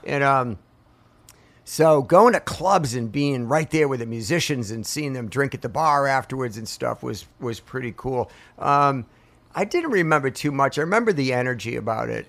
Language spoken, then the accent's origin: English; Portsmouth, New Hampshire, United States; now in Marietta, Georgia, United States; I grew up in Portsmouth, New Hampshire